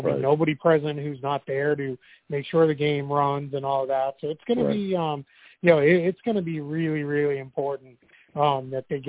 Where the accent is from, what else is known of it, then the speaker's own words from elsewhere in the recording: Boston, Massachusetts, United States; moved away; back home in Boston